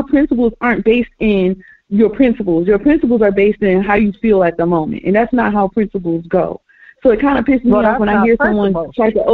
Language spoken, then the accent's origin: English; Baltimore, Maryland, United States; I'm from Baltimore, Maryland